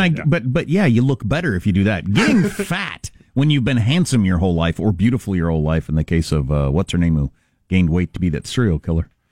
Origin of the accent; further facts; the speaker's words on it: United States; I'm American